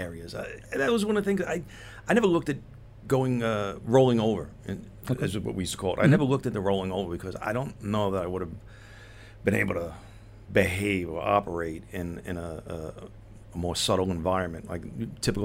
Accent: New York City, New York, United States; I grew up in Staten Island

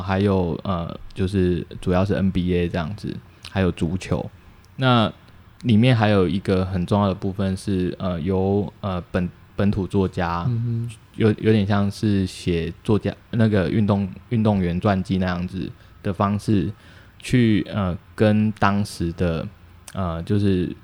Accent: Taiwan; 我们在乡下地方长大

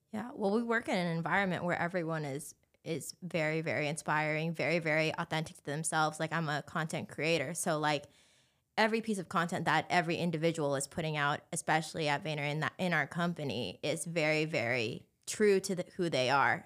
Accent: Anaheim, California, United States; moved away as an adult; now in Los Angeles, United States; born and raised in Anaheim

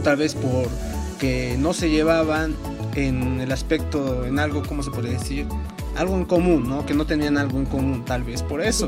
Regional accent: La Paz, Bolivia; de mi ciudad, ¿no? De La Paz, Bolivia

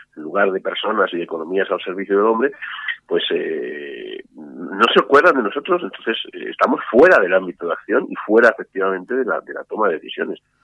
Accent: Spain

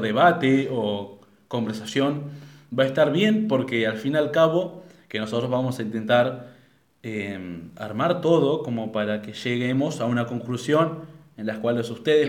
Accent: Argentina; somos de Argentina

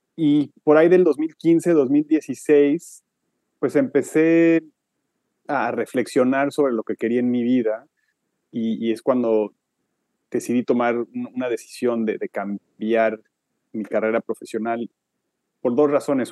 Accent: Mexico; moved away as an adult; also born or lived in Switzerland; now in New York, United States; soy mexicano, aunque llevo muchos años viviendo fuera del país

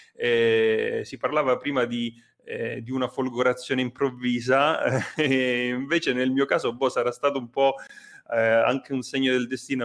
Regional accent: Nicotera, Calabria, Italy; moved away as an adult; also born or lived in Rome; io sono calabrese, eh, nato e cresciuto sulla costa degli Dei, un paesino che si chiama Nicotere

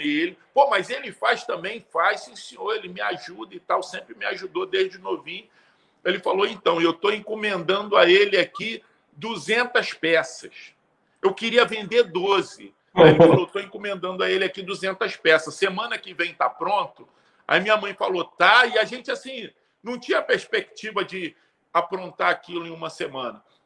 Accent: Rio de Janeiro, Brazil; Sou nascido e criado em Bangu, uma, uma periferia, né? Um, um, um subúrbio do Rio de Janeiro

